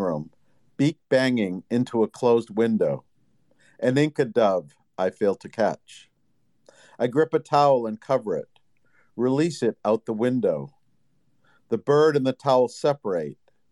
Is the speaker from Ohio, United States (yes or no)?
no; Boston, Massachusetts, United States; I'm from the Northeast, the Boston area